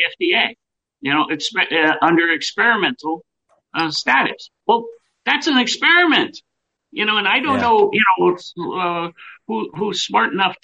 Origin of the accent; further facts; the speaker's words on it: United States; we come together as Americans